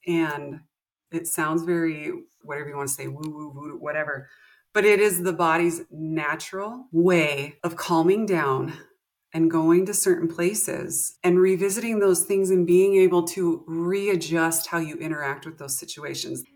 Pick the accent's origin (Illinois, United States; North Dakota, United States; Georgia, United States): North Dakota, United States; moved away as an adult; also born or lived in Montana / South Texas; I am from North Dakota. I was born in Montana, moved to North Dakota when I was young. Grew up, graduated high school here.